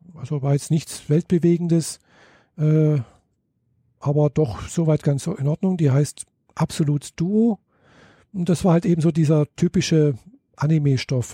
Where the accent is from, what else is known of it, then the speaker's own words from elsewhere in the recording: Germany; bei uns in Deutschland